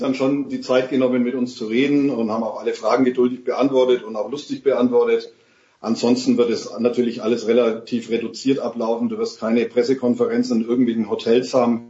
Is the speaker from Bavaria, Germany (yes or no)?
yes; Bavaria / Franconia, Germany; als Bayer oder Franke